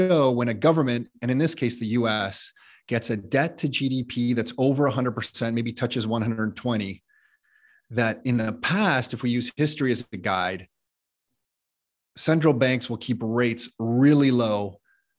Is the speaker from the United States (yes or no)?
no; Ontario, Canada; I'm a Canadian sitting here in the Toronto area